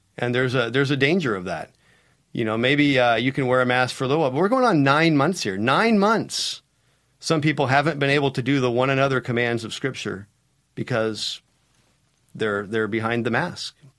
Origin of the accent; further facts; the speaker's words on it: United States; As an American